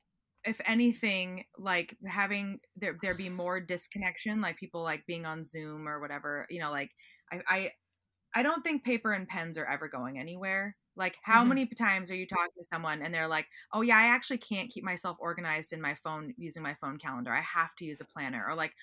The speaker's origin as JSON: {"language": "English", "region": "Pacific Northwest", "country": "United States", "said": "I'm from the Northwest and you don't always get to sit at a table on a busy commuter ferry."}